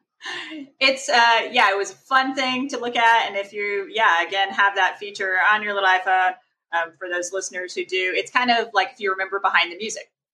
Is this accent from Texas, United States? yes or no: yes; Texas, United States; growing up in Texas